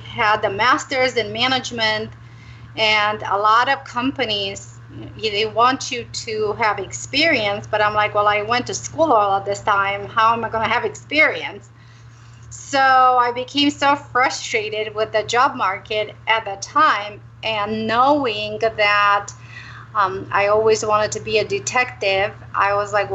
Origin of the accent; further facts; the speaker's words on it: Romania; moved away; also born or lived in Arizona; I'm originally from Romania